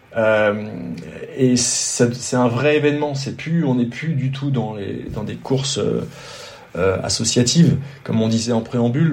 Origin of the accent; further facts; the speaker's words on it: France; also born or lived in Côte d'Azur; quand on est français, quand on, quand on habite ici